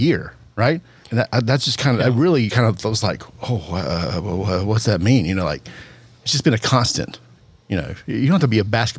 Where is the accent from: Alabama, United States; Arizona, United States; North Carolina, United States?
North Carolina, United States; Charlotte; So growing up in North Carolina, you know, I was born and raised.